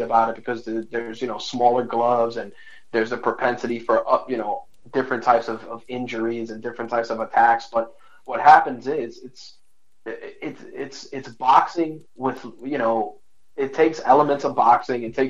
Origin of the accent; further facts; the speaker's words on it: New York City, New York, United States; Growing up in the Bronx